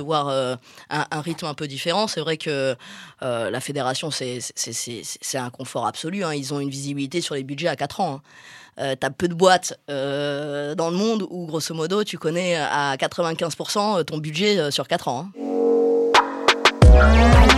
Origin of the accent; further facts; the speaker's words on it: Marseille, Provence-Alpes-Côte d'Azur, France; je suis marseillaise. On est quand même dans une ville qui, qui baigne dans le football